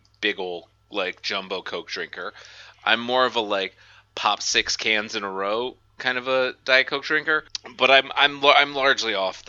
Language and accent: English; New Orleans, Louisiana, United States; Big thing where I'm from, though, because I'm also from New Orleans, which is like a heavy, heavy, heavy drinking town.